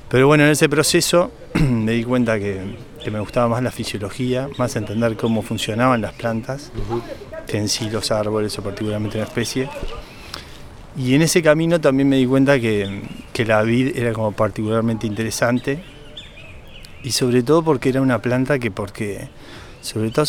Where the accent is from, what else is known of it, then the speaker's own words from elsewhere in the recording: Uruguay; Yo soy de acá, de Taborda.